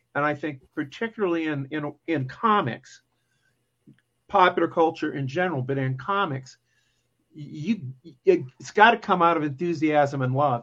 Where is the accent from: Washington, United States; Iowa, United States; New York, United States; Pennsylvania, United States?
Iowa, United States; Muscatine; I grew up in Muscatine, Iowa, which is right on the Mississippi River, I can see Illinois from my house. That's where I am, and um, I still live here